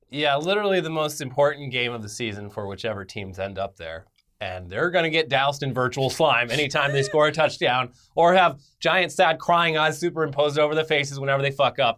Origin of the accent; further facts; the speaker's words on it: United States; We're American